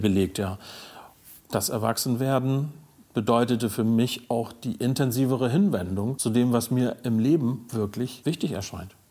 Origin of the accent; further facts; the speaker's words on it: Stade area, Lower Saxony, Germany; also born or lived in Bunde, East Frisia; in eine WG im Raum Stade gezogen, sozusagen wieder zurückgesiedelt mehr in meine Heimat.